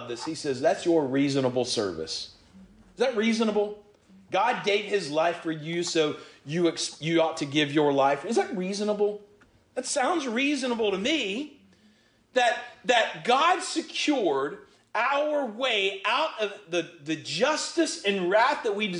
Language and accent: English; Georgia, United States; I'm from Georgia.